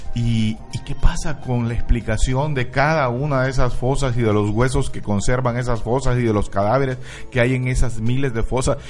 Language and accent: Spanish; Mexico; nuestro país